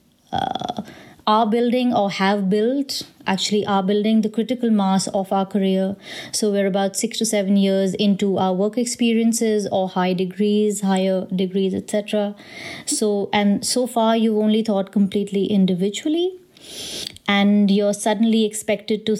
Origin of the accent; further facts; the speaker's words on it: India; being from an Indian family